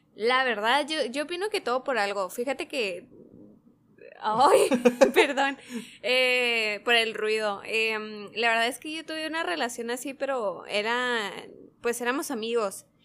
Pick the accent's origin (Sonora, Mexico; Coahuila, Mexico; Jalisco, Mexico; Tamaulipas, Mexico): Sonora, Mexico; accent: Sonoran; con nuestro acento sonorense